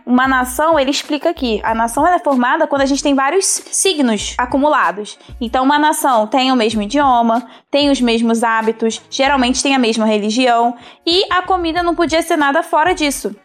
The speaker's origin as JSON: {"language": "Portuguese", "country": "Brazil", "also_born_or_lived": "Rio de Janeiro", "said": "eu sou brasileira, é porque eu gosto daquele churrasquinho que tem na esquina"}